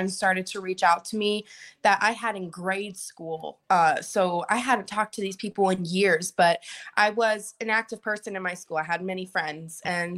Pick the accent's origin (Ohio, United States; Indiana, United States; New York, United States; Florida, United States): Florida, United States; Port Charlotte; That was in my hometown, Port Charlotte